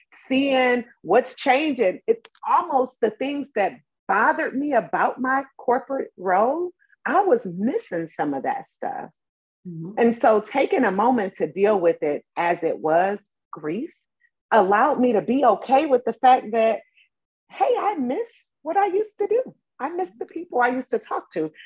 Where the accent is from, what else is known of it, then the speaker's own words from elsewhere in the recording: Cleveland, Ohio, United States; I grew up in Cleveland, Ohio, big city.